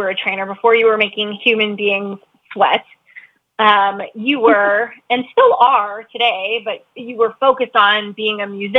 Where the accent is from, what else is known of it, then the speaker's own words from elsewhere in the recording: Chicago, Illinois, United States; You were a trainer that I loved here in my hometown at Crosstown Fitness.